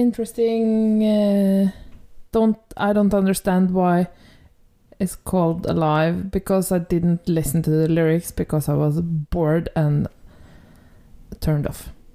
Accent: Norway; accent: Norwegian; English is a second language; my Norwegian accent

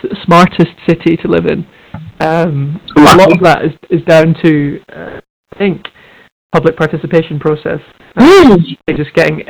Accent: Edinburgh, Scotland, United Kingdom; I'm from Edinburgh

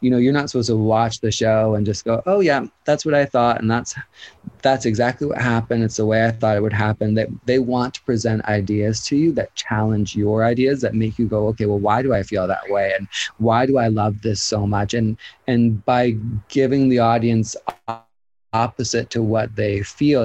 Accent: Canada; being Canadian

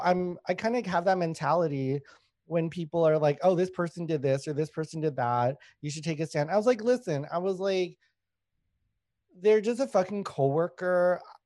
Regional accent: Winnipeg, Manitoba, Canada; also born or lived in Thailand / Laos; I grew up in Winnipeg

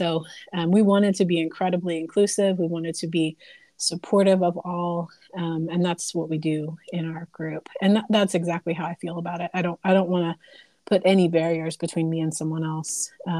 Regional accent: the Bible Belt, United States; I grew up in the Bible Belt and grew up in a conservative area

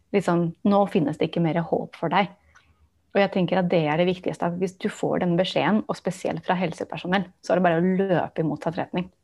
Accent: Barcelona, Catalonia, Spain; first language English; Norwegian is a second language; also born or lived in United States; now in Norway; jeg vokste opp i Barcelona i Spania

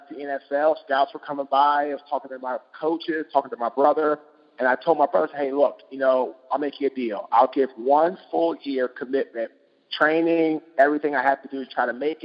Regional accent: Washington, District of Columbia, United States; I'm originally from Washington, D.C.

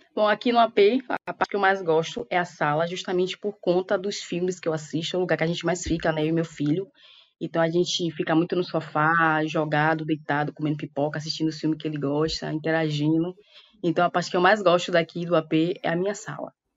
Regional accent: Salvador, Bahia, Brazil; moved away; also born or lived in Rio de Janeiro; eu saí daqui, eu saí de Salvador justamente para ir trabalhar, né? Eu era muito jovem

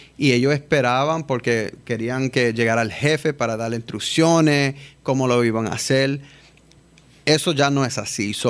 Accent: New York, United States; now in Puerto Rico; nacido y criado en Nueva York, padres de mi mamá de Bayamón, mi papá de San Germán.

